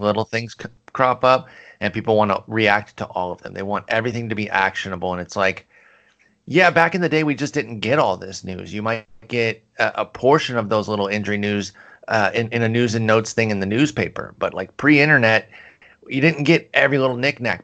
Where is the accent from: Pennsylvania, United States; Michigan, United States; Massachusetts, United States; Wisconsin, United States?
Michigan, United States; I grew up in Michigan